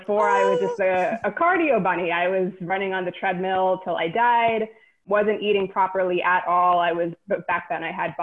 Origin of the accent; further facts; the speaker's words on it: New York City, New York, United States; I am a Queens native, born and raised in New York City.